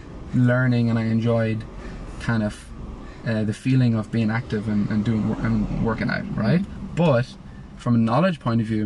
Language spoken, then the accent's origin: English; Ireland; growing up in Ireland, most people, you play football or Gaelic football